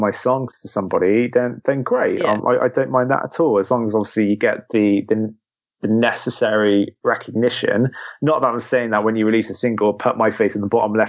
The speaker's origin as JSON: {"language": "English", "area": "Devon", "region": "South West England", "country": "United Kingdom", "tie": "born or raised there", "said": "I grew up in Devon"}